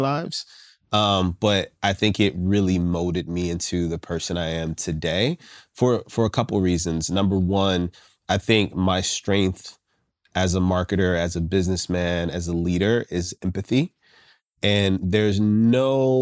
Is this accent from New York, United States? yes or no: no; Richmond, Virginia, United States; I grew up in Southside Richmond, Virginia